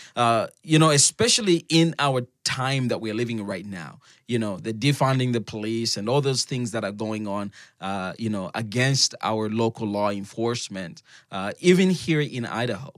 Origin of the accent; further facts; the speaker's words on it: Zambia; moved away; I'm from Zambia